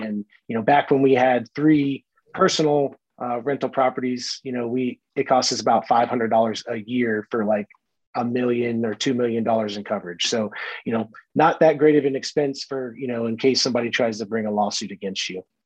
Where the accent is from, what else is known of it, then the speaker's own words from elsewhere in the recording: Brooksville, Florida, United States; moved away; I grew up in Brooksville, Florida, which is just north of Tampa.